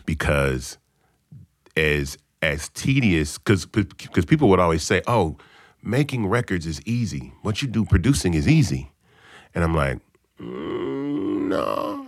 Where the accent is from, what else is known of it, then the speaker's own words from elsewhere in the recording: Memphis, Tennessee, United States; now in Atlanta, United States; I'm from Memphis